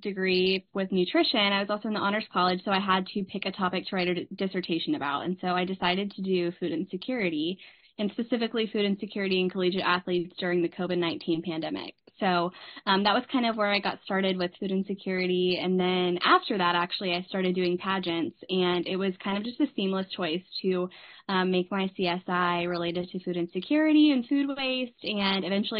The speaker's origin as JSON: {"language": "English", "town": "Dallas", "region": "Texas", "country": "United States", "moved": "as an adult", "lives_now": "Mississippi, United States", "said": "like she just said, and I'm from Dallas, Texas, but I went to undergrad at the University of Mississippi"}